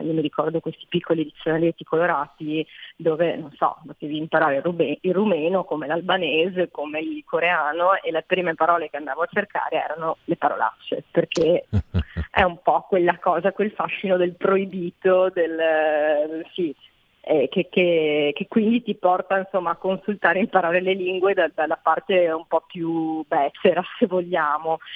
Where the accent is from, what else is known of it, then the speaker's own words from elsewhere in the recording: Treviso, Veneto, Italy; sono Veneto, sono Trevigiana